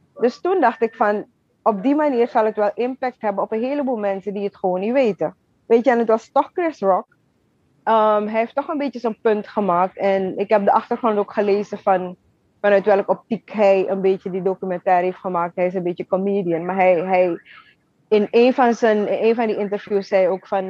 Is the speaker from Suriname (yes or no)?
yes; Wageningen, Wanica, Suriname; moved away as an adult; also born or lived in Utrecht, Netherlands / Amsterdam, Netherlands; now in Brooklyn, United States; geboren in Utrecht, getogen in Suriname.